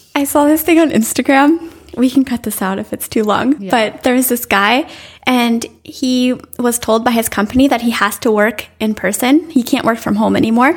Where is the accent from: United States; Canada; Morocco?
United States; as an American